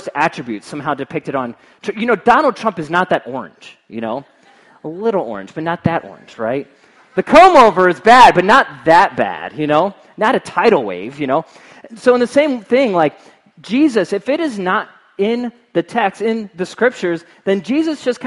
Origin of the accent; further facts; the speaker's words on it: Cincinnati, Ohio, United States; moved away; I'm from Cincinnati